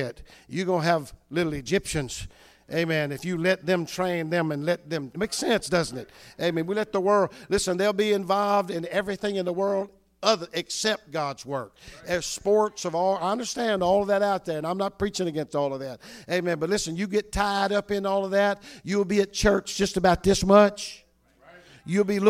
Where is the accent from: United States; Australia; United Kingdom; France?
United States; North Louisiana; moved away; I came from the South many years ago